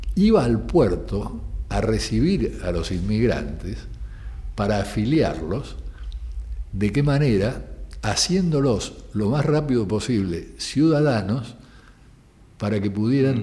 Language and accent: Spanish; Argentina; música de nuestra tierra